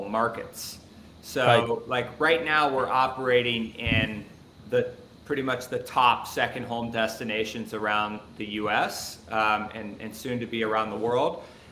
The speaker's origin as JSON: {"language": "English", "town": "Cincinnati", "region": "Ohio", "country": "United States", "said": "I'm from Cincinnati, Ohio"}